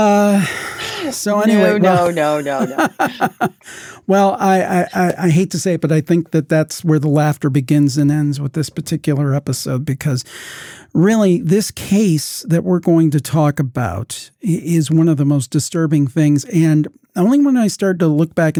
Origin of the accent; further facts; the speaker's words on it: Cleveland, Ohio, United States; I'm from the Cleveland area